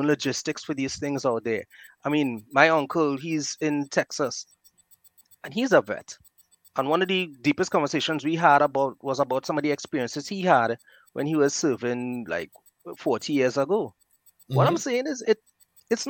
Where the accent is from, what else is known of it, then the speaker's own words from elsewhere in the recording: Trinidad & Tobago; I'm from Trinidad and Tobago, Marbella, this little village in the southwest, and well, a town.